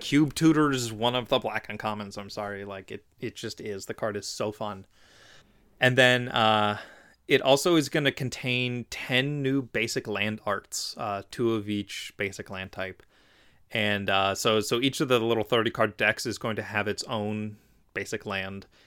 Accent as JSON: {"language": "English", "town": "Philadelphia", "region": "Pennsylvania", "country": "United States", "tie": "born or raised there", "said": "That's in Philadelphia, my hometown"}